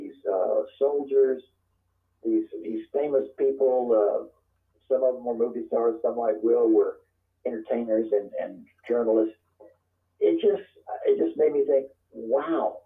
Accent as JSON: {"language": "English", "town": "Covington", "region": "Louisiana", "country": "United States", "tie": "born or raised there", "moved": "yes", "lives_now": "Kentucky, United States", "said": "my hometown hero was the novelist Walker Percy"}